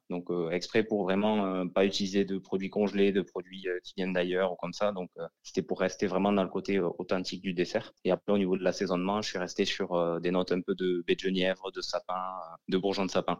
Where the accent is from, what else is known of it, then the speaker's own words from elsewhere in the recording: France; now in Valence, France; je suis originaire dans des Pyrénées